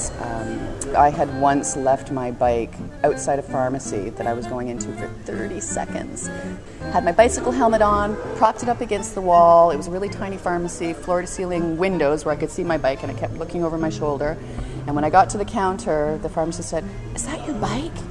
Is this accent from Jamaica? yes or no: no; Canada; moved away as an adult; now in Buenos Aires, Argentina; I'm from Canada, and I've been living in Buenos Aires since 2004.